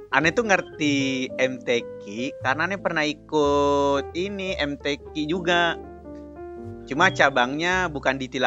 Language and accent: Indonesian; Sulawesi, Indonesia; Iya, dia kan sekampung sama Ane, orang Sulawesi juga.